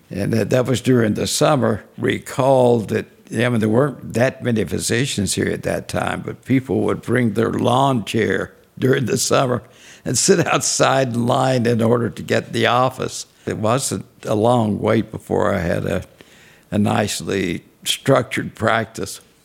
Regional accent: Monroe, North Carolina, United States; moved away; also born or lived in Unionville, North Carolina; I was born in Monroe, North Carolina. Actually, I was a home delivery

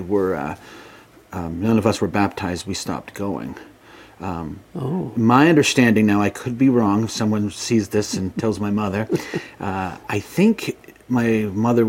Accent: Worcester County, Massachusetts, United States; now in Pennsylvania, United States; I grew up in a small town a little bit away from Worcester's in the sticks

